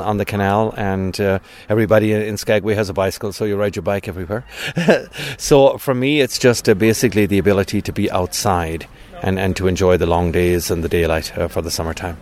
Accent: County Cork, Munster, Ireland; also born or lived in Tucson, Arizona; now in Arizona, United States; I'm originally from Ireland, from okay. County, County Cork.

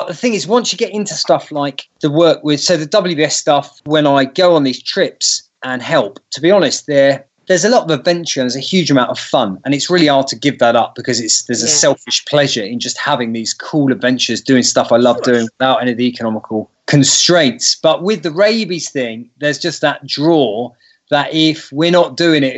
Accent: New Forest, South East England, United Kingdom; accent: British; I'm a vet from the New Forest.

